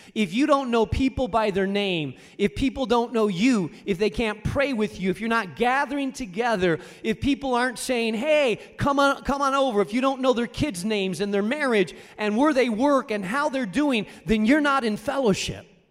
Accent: Rubena, Castile and León, Spain; moved away; I grew up in Spain, in a small town in northern Spain called Rubena.

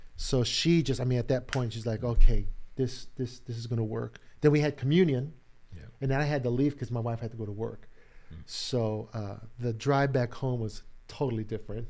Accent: Chicago, Illinois, United States; born and raised in Chicago

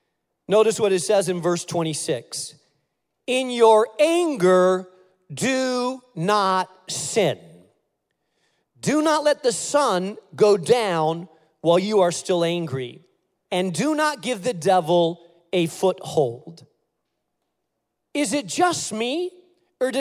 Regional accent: Spain; now in United States; And so I grew up in Spain. Everywhere outside of my house, I spoke Spanish, Castilian Spanish. In my house, I spoke English because my house, my parents were Americans, and so I spoke English in my house

